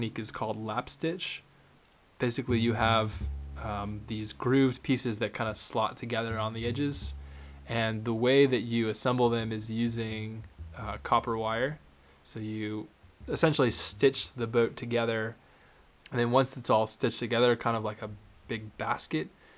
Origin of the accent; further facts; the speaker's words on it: Cape Cod, Massachusetts, United States; we owned a couple boats when I was young and growing up on Cape Cod